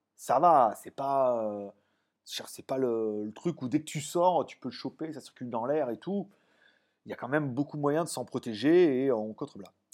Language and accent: French; France; now in Thailand; moi je suis français